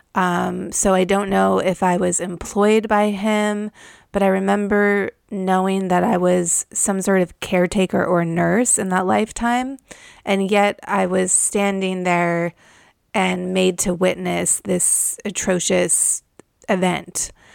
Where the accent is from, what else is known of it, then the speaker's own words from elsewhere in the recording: Malibu, California, United States; I grew up in Malibu, California